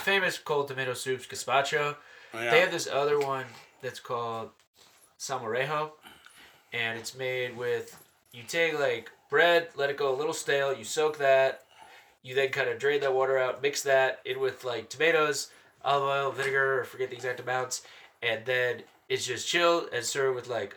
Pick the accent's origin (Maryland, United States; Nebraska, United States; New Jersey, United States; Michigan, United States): New Jersey, United States; also born or lived in Chicago / Rhode Island; now in Denver, United States; I grew up mostly in Jersey.